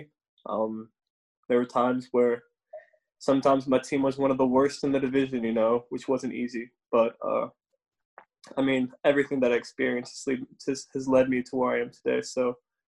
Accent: Austin, Texas, United States; also born or lived in Round Rock, Texas; the people that I grew up with in Austin

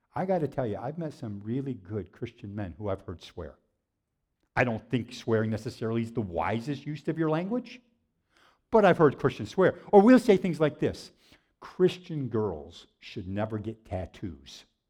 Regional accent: Waterloo, New York, United States; I grew up in Waterloo, New York

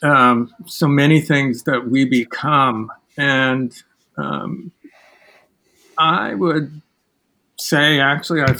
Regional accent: Midwest, United States; moved away as an adult; also born or lived in Manhattan, Kansas / Chicago area; now in New York, United States; I grew up in the Midwest

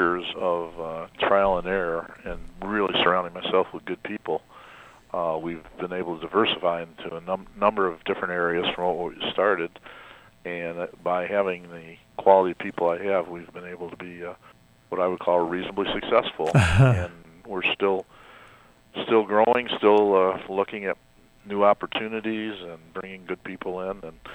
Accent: Kalamazoo, Michigan, United States; also born or lived in Kansas City, Missouri; I've actually been in Kalamazoo since I was 5 years old

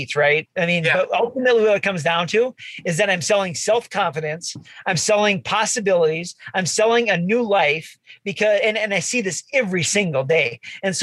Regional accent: Bismarck, North Dakota, United States; I grew up in Bismarck

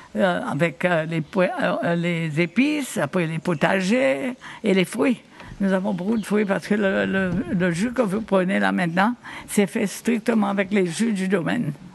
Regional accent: Victoria, Seychelles; je me souviens quand j'étais petite, on habitait à Victoria

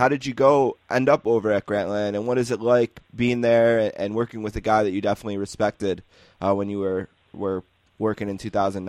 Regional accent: Buffalo, New York, United States; I told you I was from Buffalo

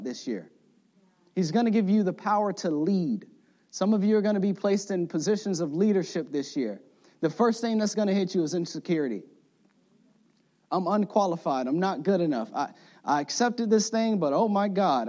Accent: the South, United States; I'm from the South, so I say tree, elementary tree

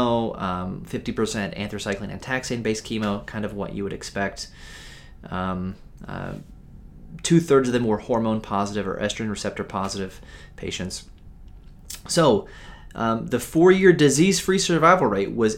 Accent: United States; I'm an American

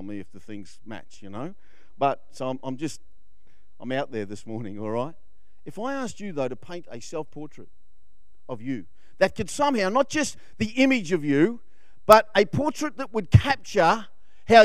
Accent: Queensland, Australia; I'm from Queensland

